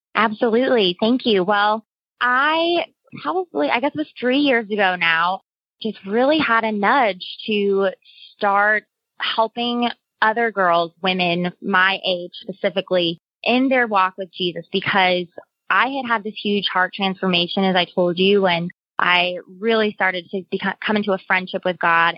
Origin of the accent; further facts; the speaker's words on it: Cape Girardeau, Missouri, United States; moved away as an adult; also born or lived in New York; I grew up in Cape Girardeau, Missouri